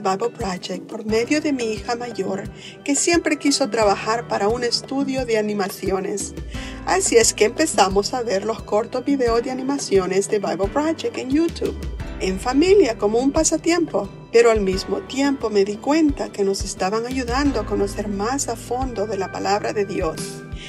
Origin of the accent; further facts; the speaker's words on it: El Salvador; soy del Salvador.